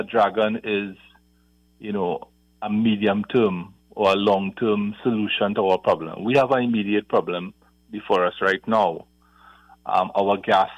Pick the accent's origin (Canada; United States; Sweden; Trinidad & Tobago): Trinidad & Tobago; we, as a small country of 1.4 million people